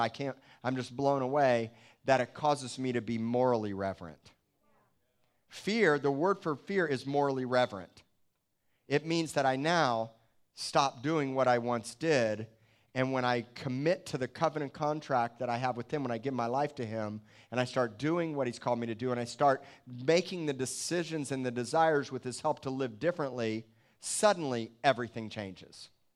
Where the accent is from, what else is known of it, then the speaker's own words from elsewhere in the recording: Miami, Florida, United States; moved away; I came from Miami.